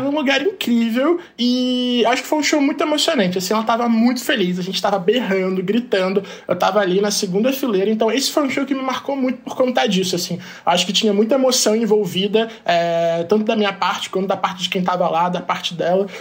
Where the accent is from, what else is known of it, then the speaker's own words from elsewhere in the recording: Brazil; como gay, como brasileiro